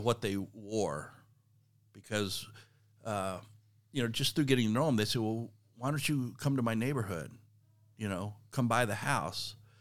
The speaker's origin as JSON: {"language": "English", "region": "South Texas", "country": "United States", "tie": "born or raised there", "also_born_or_lived": "Kansas City", "moved": "yes", "said": "I grew up in South Texas"}